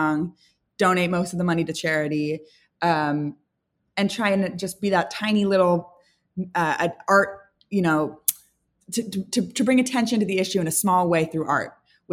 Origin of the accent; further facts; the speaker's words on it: San Francisco, California, United States; now in Los Angeles, United States; I'm from San Francisco